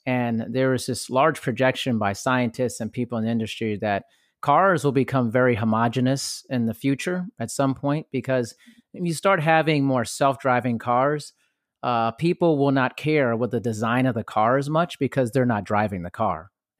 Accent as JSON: {"language": "English", "country": "Germany", "tie": "born or raised there", "said": "Like, I grew up partially in Europe and Germany"}